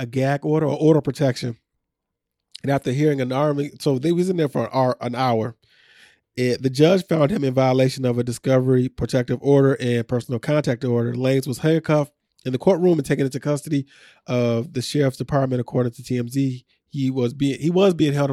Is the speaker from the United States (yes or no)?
yes; Aurora, Illinois, United States; also born or lived in Montgomery, Illinois; I grew up in Aurora, and I'm right on the damn border